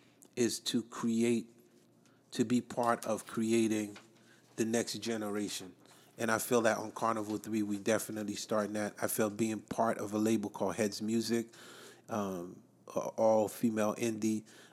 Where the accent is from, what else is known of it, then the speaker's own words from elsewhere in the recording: New Jersey, United States; so Whitney from Jersey, like us.